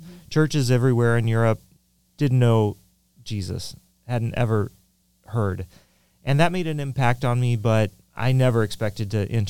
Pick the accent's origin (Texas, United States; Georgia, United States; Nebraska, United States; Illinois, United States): Illinois, United States; Peoria; moved away as an adult; now in Czech Republic; I grew up just north of Peoria, and I went to school between where I lived and, or actually north of Peoria and Mossville grade school for 9 years, and then IVC high school for 4.